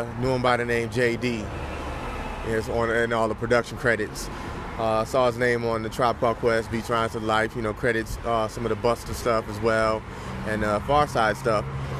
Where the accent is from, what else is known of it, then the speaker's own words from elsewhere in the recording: Southfield, Michigan, United States; I'm from Southfield, Michigan, part of Detroit.